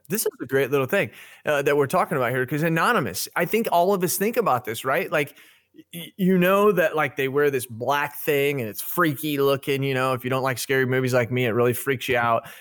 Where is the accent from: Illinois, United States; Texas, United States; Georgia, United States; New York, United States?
Illinois, United States; I'm from Illinois. Five hours away from Chicago